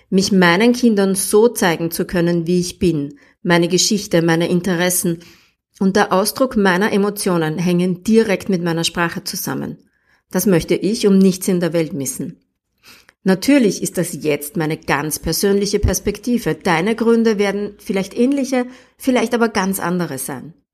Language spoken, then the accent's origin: German; Upper Austria, Austria; Ich bin in Oberösterreich aufgewachsen. 19 Jahre meines Lebens habe ich praktisch nur Dialekt gesprochen.